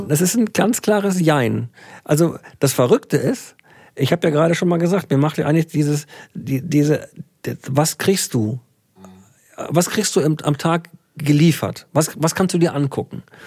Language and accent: German; Würzburg, Bavaria, Germany; now in Iserlohn, Germany; ich bin ein gebürtiger Bayer